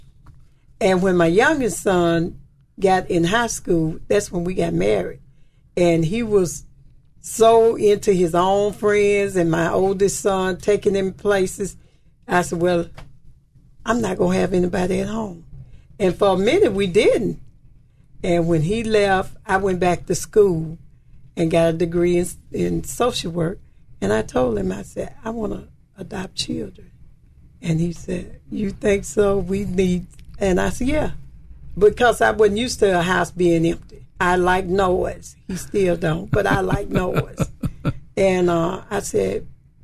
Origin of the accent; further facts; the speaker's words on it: between Grenada and Charleston, Mississippi, United States; I'm from Mississippi, down between Grenada and Charleston. So we got a chance to do it all. Learn how to plant, ride horses, everything